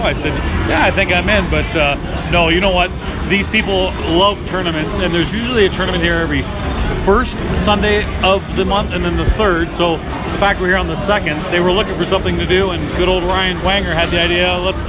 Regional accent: Canada; I'm Canadian.

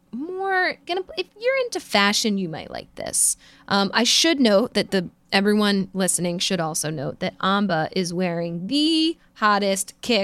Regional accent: Philadelphia, Pennsylvania, United States; I'm from Philly

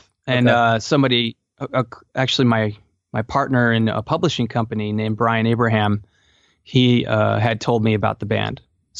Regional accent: Palatine, Illinois, United States; Basically, I grew up in Chicago suburbs, Palatine, Illinois, and started playing at the age of 8

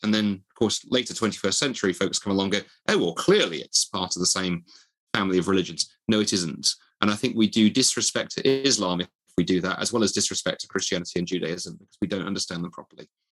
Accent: Dundee, Scotland, United Kingdom; the university of my hometown

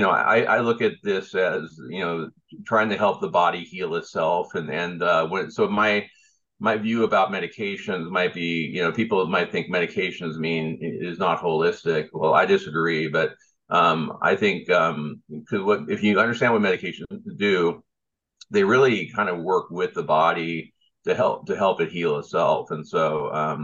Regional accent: South Bay area, Southern California, United States; also born or lived in New York; I grew up in Southern California, in the South Bay area, and all up and down the South Bay

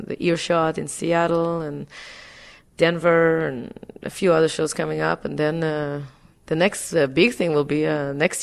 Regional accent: Israel; now in New York, United States; I grew up in Israel

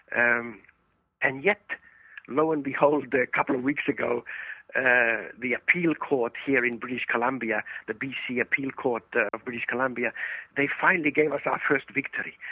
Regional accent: Estonia; moved away; I was born in Estonia many, many years ago, and and, and there in in Estonia, uh, for 50 years

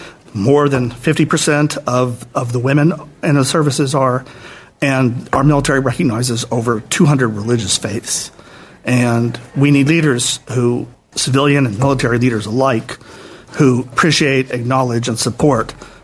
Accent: El Paso, Texas, United States; moved away; I grew up in El Paso. My family still lives in El Paso.

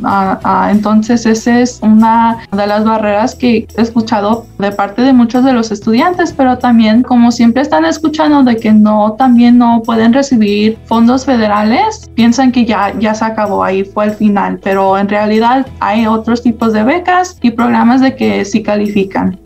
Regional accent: Las Vegas, Nevada, United States; also born or lived in Mexico; Aquí en el, estado, en estado de Nevada fue en donde me crié, fue nacida en México y entonces ah, aquí en Las Vegas yo le llamo mi hogar. Entonces Ah, crecí aquí en Las Vegas

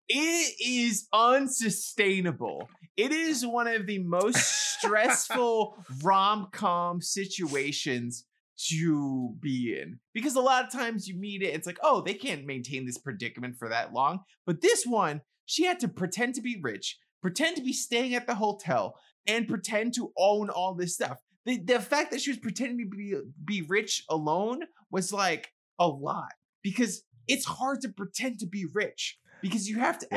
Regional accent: New York City, New York, United States; growing up in the Bronx around other Hispanics, I'm Hispanic

